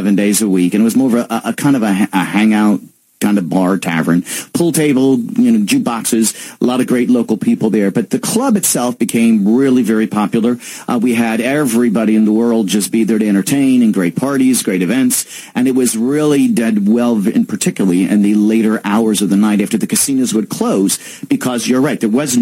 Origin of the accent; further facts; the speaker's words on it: Reading, Pennsylvania, United States; moved away; I come from Reading, Pennsylvania.